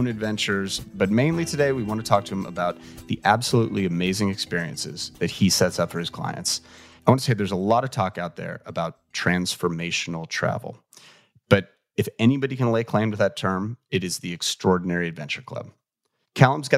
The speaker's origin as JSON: {"language": "English", "town": "Los Angeles", "region": "California", "country": "United States", "said": "I'm from"}